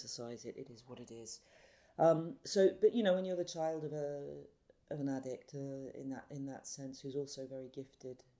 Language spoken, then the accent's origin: English; London, United Kingdom; I grew up in central London in a very now famous area called Notting Hill Gate